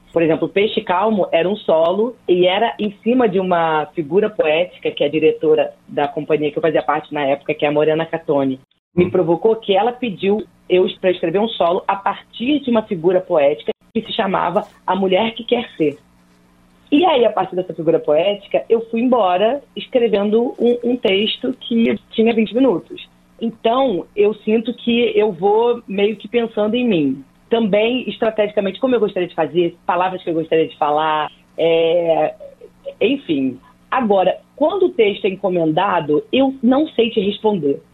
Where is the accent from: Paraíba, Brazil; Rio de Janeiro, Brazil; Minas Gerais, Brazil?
Rio de Janeiro, Brazil; Nova Iguaçu; Eu sou de Nova Iguaçu, que é a Baixada Fluminense do Rio de Janeiro